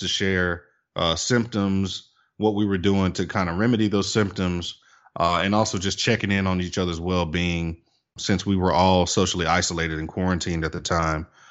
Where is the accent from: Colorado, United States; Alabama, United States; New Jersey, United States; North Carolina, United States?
Alabama, United States; Tuscaloosa; now in Birmingham, United States; live in Birmingham, Alabama. I'm originally from Tuscaloosa, uh, but consider myself a, Birminghamian.